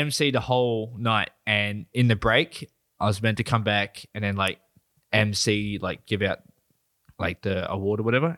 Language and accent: English; New South Wales, Australia; moved away; I grew up in New South Wales for, like, fourteen years